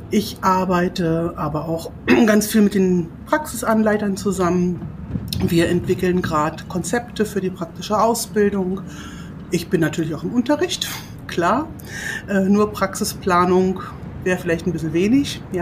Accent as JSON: {"language": "German", "region": "Brandenburg", "country": "Germany", "also_born_or_lived": "Berlin", "said": "Ich komme ja ursprünglich aus Berlin und habe dort, beziehungsweise aus Brandenburg"}